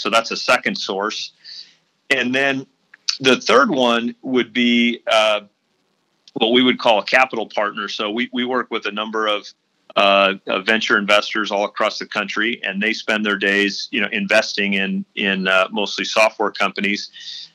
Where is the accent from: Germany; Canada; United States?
United States; St. Louis, Missouri; moved away as an adult; also born or lived in Oxford, Ohio; now in Indianapolis, United States; I was born and raised in St. Louis